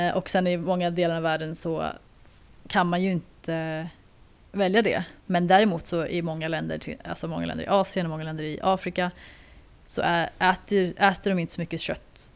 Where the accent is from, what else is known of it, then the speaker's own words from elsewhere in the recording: Sweden; jag är ju andra generationens invandrare till Sverige